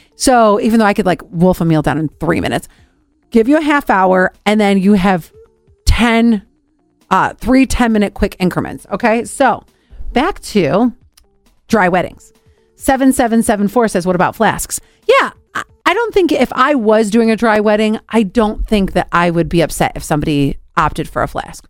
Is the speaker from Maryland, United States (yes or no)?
no; Cleveland, Ohio, United States; I'm from Cleveland, Ohio.